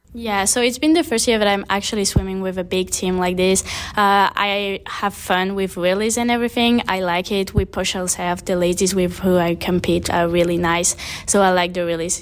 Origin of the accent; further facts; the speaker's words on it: Réunion; moved away as an adult; now in West Palm Beach, United States; I'm from the French island called Wayne Island in the middle of the Indian Ocean, so basically between Madagascar and Mauritius